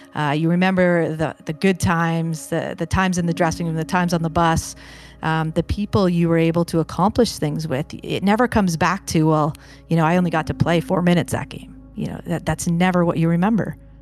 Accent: Kingston, Ontario, Canada; also born or lived in Brampton, Ontario; Kingston, Ontario is a, a great hockey town, as I'm, I'm sure you know, with the, the names of, uh, Doug Gilmour and Kirk Muller and Don Cherry and all these infamous guys that have had such a huge impact on the game. Uh, so grew up within

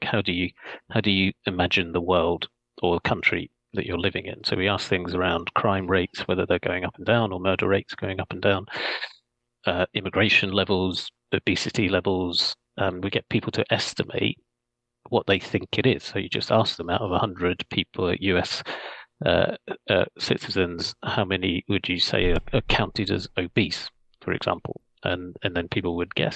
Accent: Scotland, United Kingdom; now in London, United Kingdom; I was born in Scotland

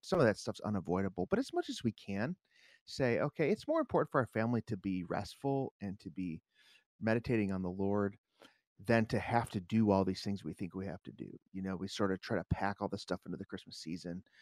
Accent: Chicago, Illinois, United States; growing up in Chicago

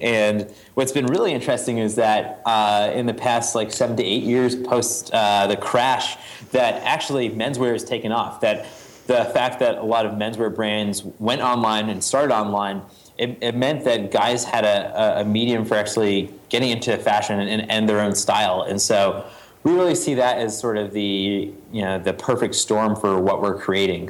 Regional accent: New England, United States; a Boy Scout growing up in New England

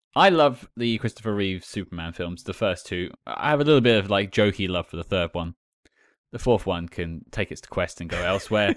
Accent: United Kingdom; I'm British

